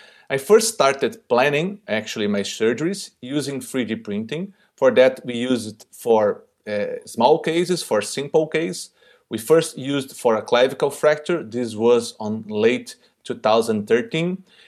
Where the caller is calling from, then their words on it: Brazil; I'm speaking directly from Brazil.